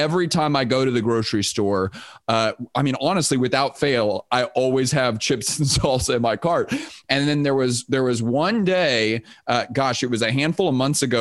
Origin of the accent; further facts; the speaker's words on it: Houston, Texas, United States; also born or lived in Austin, Texas; I grew up in Texas. I grew up in Houston, Texas